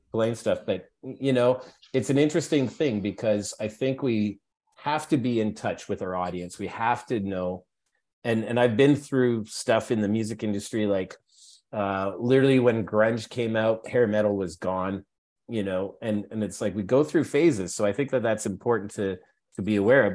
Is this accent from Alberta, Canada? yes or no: yes; Edmonton, Alberta, Canada; moved away as an adult; now in Toronto, Canada; growing up in Alberta is a interesting place to grow up